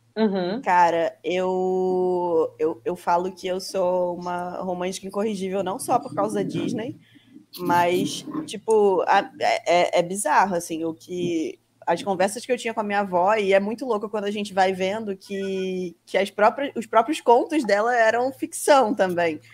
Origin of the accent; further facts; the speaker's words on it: Brazil; a gente que tá aqui brazucas e tal, morando no Brasil, crescemos no Brasil, estudamos no Brasil